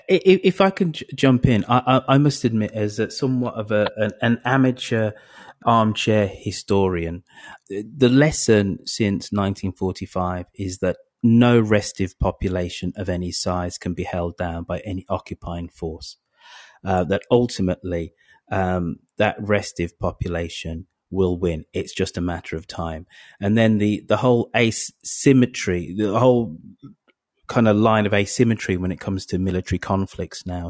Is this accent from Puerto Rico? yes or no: no; United Kingdom; I'm British and European